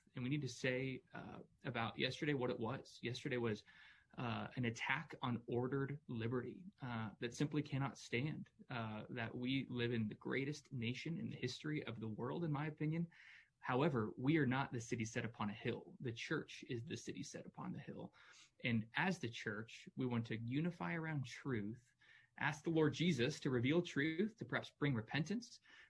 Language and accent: English; United States; also born or lived in Louisville, Kentucky; I'm an American. I'm a patriot